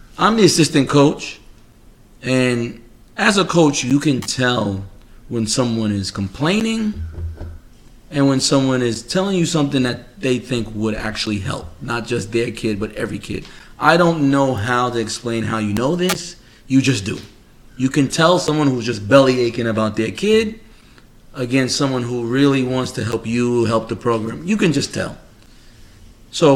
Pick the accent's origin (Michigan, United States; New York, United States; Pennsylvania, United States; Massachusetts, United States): New York, United States; New York City; moved away as an adult; now in Florida, United States; originally from Queens, New York. I've been living in Florida now 15 years